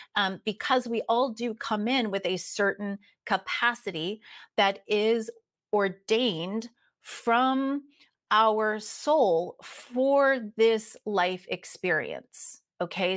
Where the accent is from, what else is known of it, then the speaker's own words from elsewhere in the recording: East Coast of the United States, United States; moved away as an adult; also born or lived in San Diego, California; I am originally from the East Coast of the United States